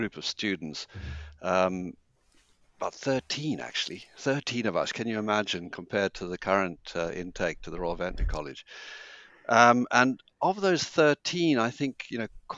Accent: Zimbabwe; moved away; also born or lived in Cambridge; I was born in Zimbabwe and brought up there

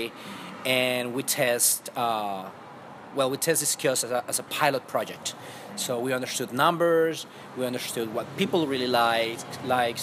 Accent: Colombia; moved away as an adult; now in Redondo Beach, United States; I'm from Colombia and I moved here almost 4 years ago

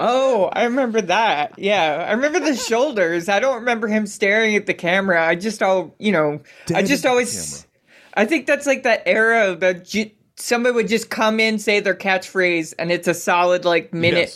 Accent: Baltimore, Maryland, United States; now in Seattle, United States; growing up in Baltimore, we always had like uh, rope swings

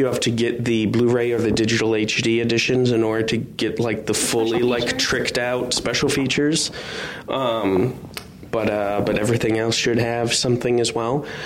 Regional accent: Minnesota, United States; I grew up in Minnesota

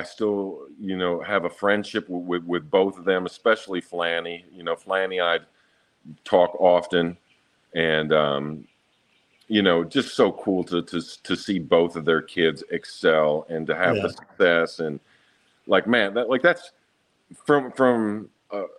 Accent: West Michigan, United States; growing up in West Michigan

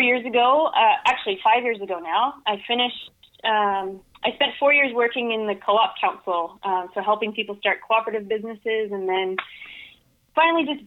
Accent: Bloomfield, New Brunswick, Canada; also born or lived in Saint John, New Brunswick; now in Moncton, Canada; I am originally from Bloomfield, New Brunswick

